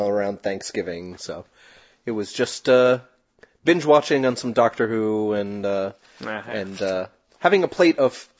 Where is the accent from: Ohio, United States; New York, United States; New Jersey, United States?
New Jersey, United States; I'm from New Jersey.